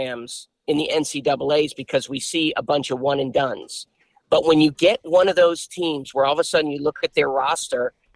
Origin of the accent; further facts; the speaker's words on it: Boston, Massachusetts, United States; moved away; I was raised in Boston pretty much.